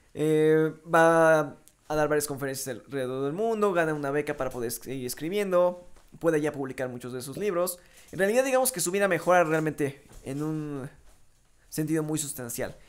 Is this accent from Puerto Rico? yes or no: no; Mexico; soy mexicano